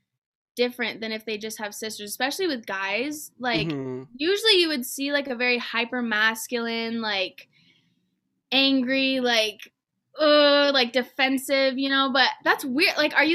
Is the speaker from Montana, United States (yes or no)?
yes; Montana, United States; It's a lot different now that I've come back from living here, you know